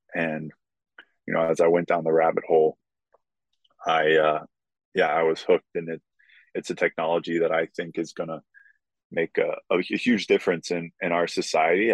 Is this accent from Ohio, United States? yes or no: yes; Columbus, Ohio, United States; also born or lived in Maryland; my dream to play for my hometown club